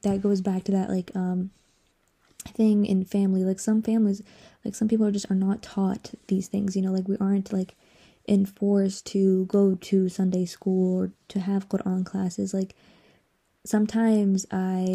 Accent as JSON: {"language": "English", "town": "Atlanta", "region": "Georgia", "country": "United States", "tie": "born or raised there", "also_born_or_lived": "Iraq", "said": "So, I was raised in Atlanta because I moved here. When did I move here? When I was like 4 or 5"}